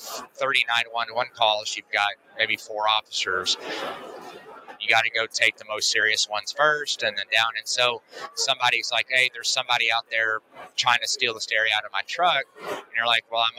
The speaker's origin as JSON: {"language": "English", "town": "Uvalde", "region": "Texas", "country": "United States", "tie": "born or raised there", "said": "I was born and raised in Uvalde, Texas"}